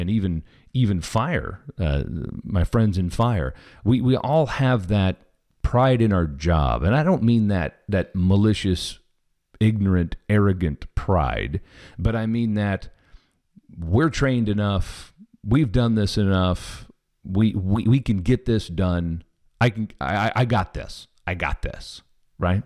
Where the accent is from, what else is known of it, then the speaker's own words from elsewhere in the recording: Kansas City, Missouri, United States; I'm from Kansas City, so I'm a Chiefs fan